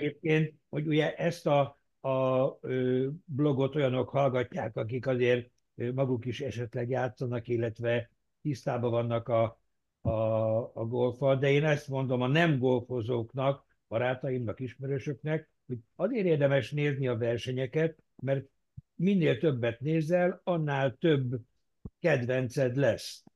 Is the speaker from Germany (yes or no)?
yes; Germany; németként én